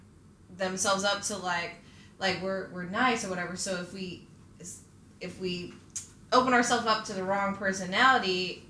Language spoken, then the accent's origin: English; Fairfax County, Maryland, Virginia, United States; moved away; I went to school in Maryland.